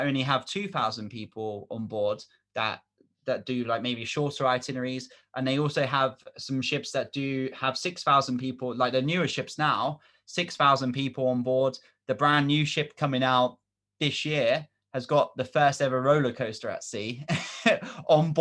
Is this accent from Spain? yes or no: no; England, United Kingdom; we're from England